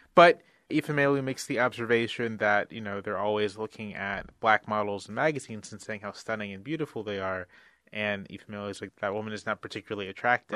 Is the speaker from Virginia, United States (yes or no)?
yes; Virginia Beach, Virginia, United States; now in Washington, D.C., United States; I'm from Virginia Beach, Virginia